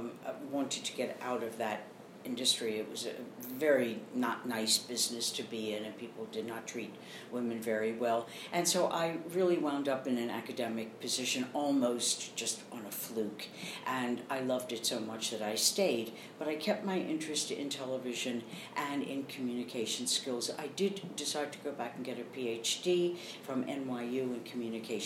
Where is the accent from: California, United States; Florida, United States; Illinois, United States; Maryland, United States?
Maryland, United States; Baltimore; moved away as an adult; also born or lived in Philadelphia, Pennsylvania / New York; I grew up in Baltimore, Maryland